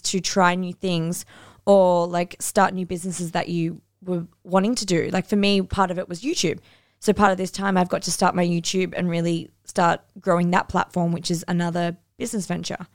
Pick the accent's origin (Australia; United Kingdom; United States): Australia; Northern New South Wales; moved away as an adult; also born or lived in Cairns; now in Bali; I'm from North and New South Wales